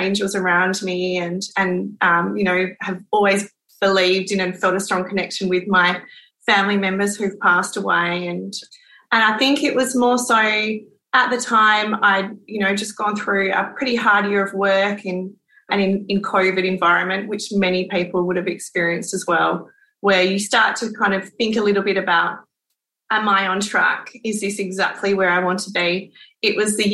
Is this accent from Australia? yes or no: yes; Western Australia, Australia; also born or lived in Perth / British Columbia, Canada; I grew up inland on a farm, like in a beautiful farm. But then I have lived down south. We call it down in Australind, which is a little coastal town south of Perth. And then I moved to Perth and have lived here most of my life